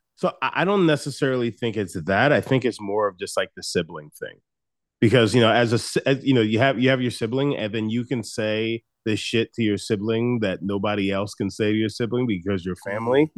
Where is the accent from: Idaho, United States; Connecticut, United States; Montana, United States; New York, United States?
New York, United States; Long Island; I grew up on Long Island. So I grew up in the suburbs